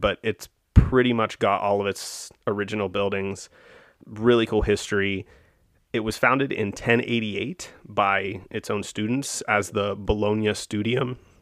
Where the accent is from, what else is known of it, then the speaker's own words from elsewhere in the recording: United States; as an American